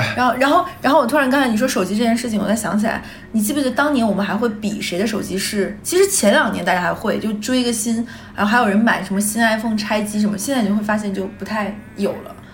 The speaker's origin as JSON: {"language": "Chinese", "town": "Liaoyuan", "region": "Jilin", "country": "China", "tie": "born or raised there", "accent": "Northeastern (Dongbei)", "moved": "yes", "said": "像我老家燎原市"}